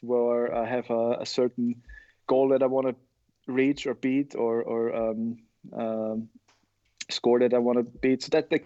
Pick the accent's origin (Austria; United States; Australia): Austria; in Austria, we went more towards you know, soccer, football and basketball in my hometown